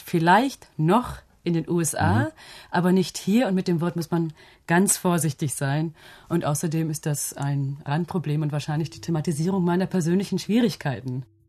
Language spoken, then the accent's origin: German; Germany; first language German; Mein Vaterland ist Ghana, meine Muttersprache ist Deutsch